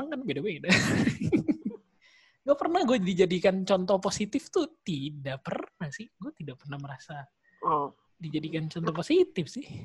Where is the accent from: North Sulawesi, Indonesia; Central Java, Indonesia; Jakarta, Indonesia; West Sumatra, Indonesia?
Jakarta, Indonesia; Iya saya anak Jakarta nih.